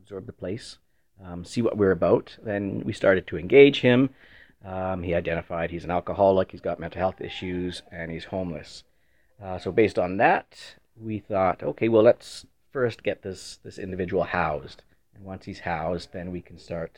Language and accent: English; Winnipeg, Manitoba, Canada; I grew up in Windsor Park, middle-class area.